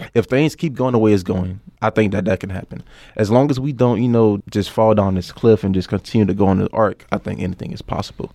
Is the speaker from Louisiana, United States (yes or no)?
yes; New Orleans, Louisiana, United States; moved away as an adult; I come from New Orleans, Louisiana